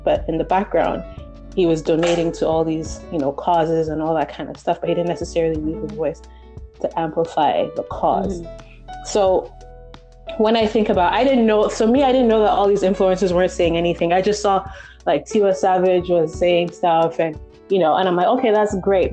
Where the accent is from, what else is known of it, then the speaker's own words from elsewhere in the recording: Nigeria; I'm Congolese, but I was brought up in Nigeria.